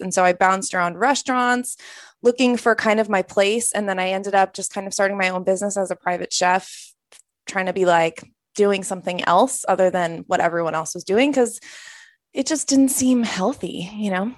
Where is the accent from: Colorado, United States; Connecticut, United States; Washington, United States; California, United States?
Colorado, United States; outside Boulder; moved away as an adult; also born or lived in San Francisco; I grew up in Colorado, so I grew up in the kind of the country, like twenty minutes outside of Boulder